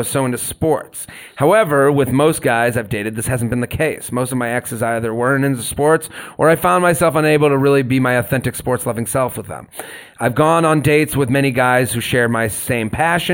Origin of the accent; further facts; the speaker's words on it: Boston, Massachusetts, United States; I'm from Boston. I like all the Boston teams.